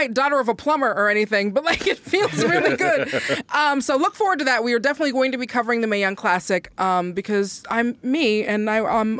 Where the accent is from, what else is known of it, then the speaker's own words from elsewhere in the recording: Seattle, Washington, United States; I'm also from Seattle